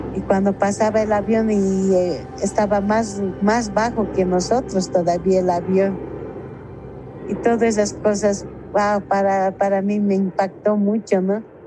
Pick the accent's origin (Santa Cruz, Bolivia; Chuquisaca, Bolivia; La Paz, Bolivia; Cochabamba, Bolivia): La Paz, Bolivia; somos la mujer boliviana, La chola paseña